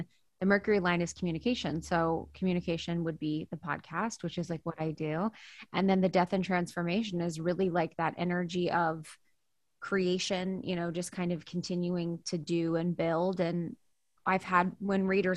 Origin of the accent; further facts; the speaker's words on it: Ohio, United States; also born or lived in New York; now in Los Angeles, United States; living where I grew up in Ohio